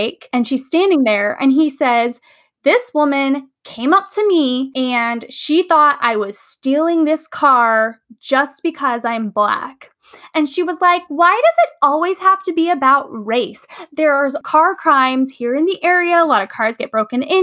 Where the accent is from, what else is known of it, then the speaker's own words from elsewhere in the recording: California, United States; I'm from California.